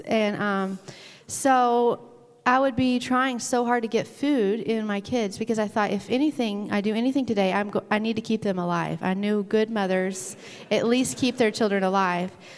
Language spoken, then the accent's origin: English; Arkansas, United States; now in Michigan, United States; when I was growing up in Arkansas